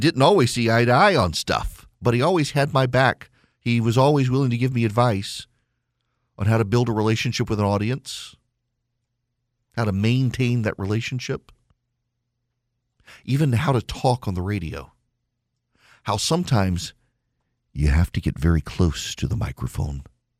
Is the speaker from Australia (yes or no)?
no; Dubai, United Arab Emirates; I grew up in Dubai, lost track and touch with every single person I went to school with.